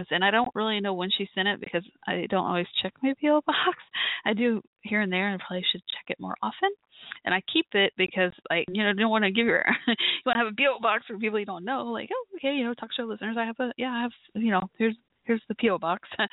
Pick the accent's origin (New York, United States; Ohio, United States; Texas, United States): Texas, United States; Dallas; my hometown, Dallas, Texas area